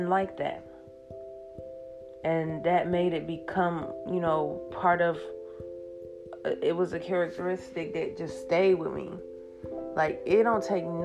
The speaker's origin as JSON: {"language": "English", "country": "United States", "tie": "born or raised there", "also_born_or_lived": "Ghana", "said": "I was born and raised here"}